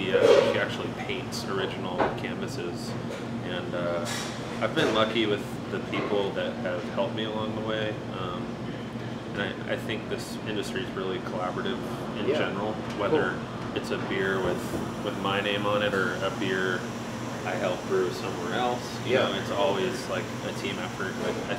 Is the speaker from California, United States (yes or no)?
yes; El Segundo, California, United States; I grew up in LA, El Segundo, a little tiny suburb.